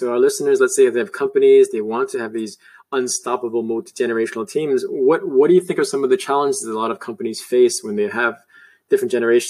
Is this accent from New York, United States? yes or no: yes; New York City, New York, United States; moved away; also born or lived in San Francisco Bay Area; I actually, frankly, lived in the Bay Area for a year. I'm from New York City originally